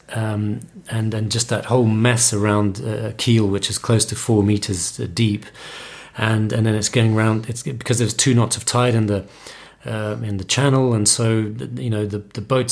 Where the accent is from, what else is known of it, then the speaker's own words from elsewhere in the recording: Portugal; also born or lived in London; Growing up in Portugal, you're always very close to the sea, and it's part of our culture to go to the beach in the summer.